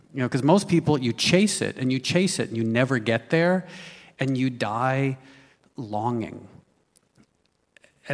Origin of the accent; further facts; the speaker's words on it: New York, United States; I was born in New York